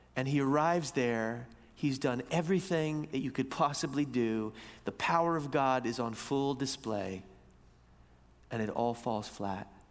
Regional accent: United States; moved away as an adult; also born or lived in East Coast; now in Vancouver, Canada; as American Christians

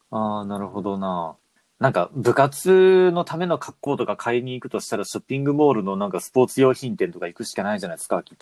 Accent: Aichi, Japan; born or raised there

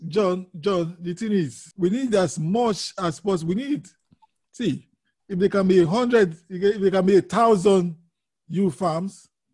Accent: Nigeria; I'm from Nigeria originally, so not originally, I'm from Nigeria

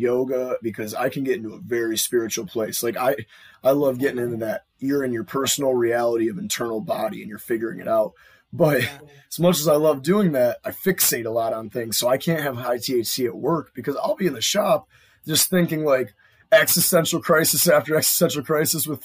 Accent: Buffalo, New York, United States; we're from Buffalo

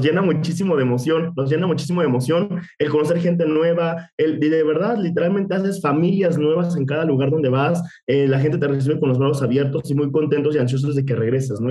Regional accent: Mexico City, Mexico; moved away as an adult; now in San Luis Potosí, Mexico; nosotros somos de Ciudad de México obviamente ahí crecimos muchísimo

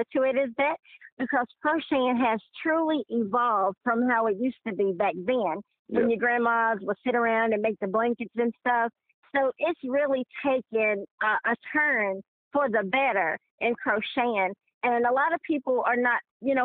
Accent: Greensboro, North Carolina, United States; Born and raised in Greensboro, North Carolina

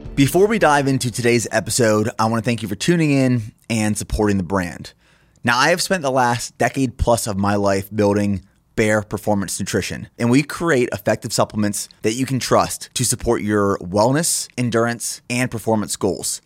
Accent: Pennsylvania, United States; moved away; also born or lived in Austin; I'm from Pennsylvania

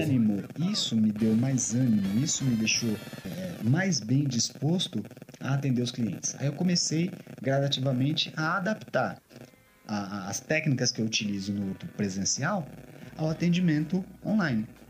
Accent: São Paulo, Brazil; os dois somos de São Paulo.

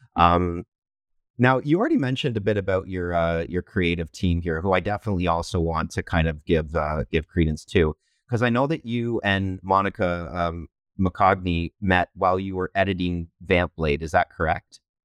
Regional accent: London, Ontario, Canada; I'm from London, Ontario, Canada

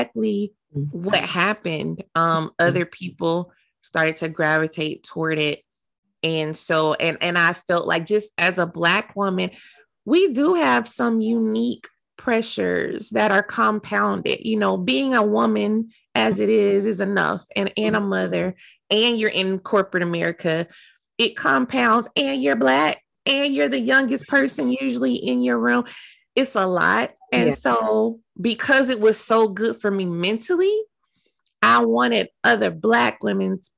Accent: Dallas, Texas, United States; moved away; Dallas, which is my hometown. That's where I'm from

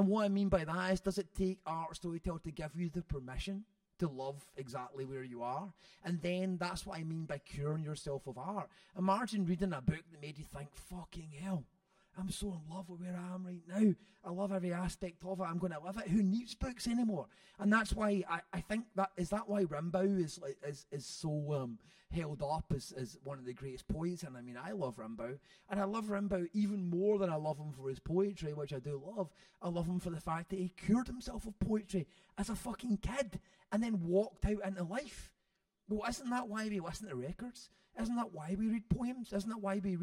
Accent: Airdrie, Scotland, United Kingdom; also born or lived in Shettleston, Glasgow; I was growing up in Airdrie

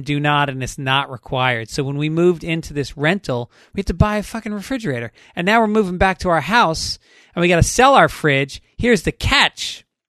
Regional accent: New York, United States; moved away; also born or lived in Boston; Even though I'm from New York, I went to college in Boston

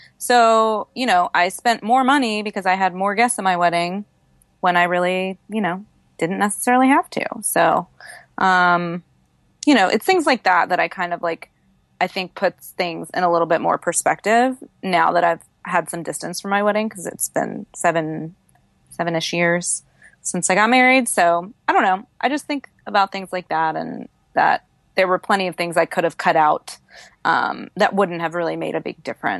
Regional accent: Tennessee, United States; I grew up outside of Nashville, Tennessee, and was raised on Dave Ramsey's very solid advice

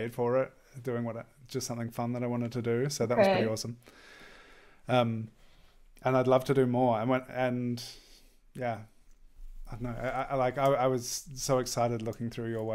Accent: Australia; moved away as an adult; now in Germany; I've been living here over 10 years. I'm originally from Australia

